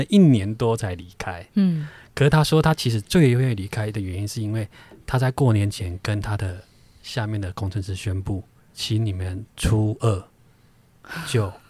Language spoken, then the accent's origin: Chinese; Taiwan; 我们台湾人放年假